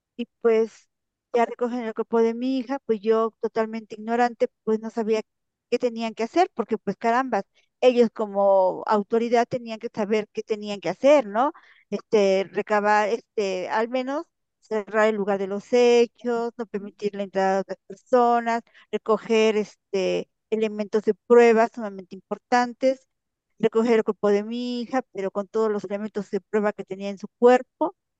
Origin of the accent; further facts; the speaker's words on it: Puebla, Mexico; moved away; mi pueblo con una con familias en Puebla